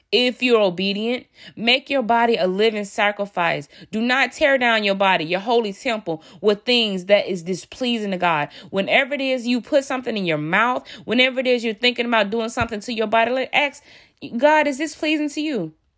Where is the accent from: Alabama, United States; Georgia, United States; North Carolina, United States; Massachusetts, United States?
Alabama, United States; I'm from Alabama. I'm from the South.